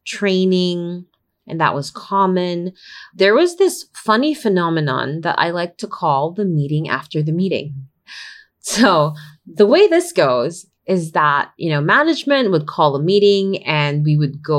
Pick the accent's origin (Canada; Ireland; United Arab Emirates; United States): United Arab Emirates; I was born and raised in the United Arab Emirates for most of my formative years. My schooling being spent mostly among the Brits and my general rearing among a community of Filipino families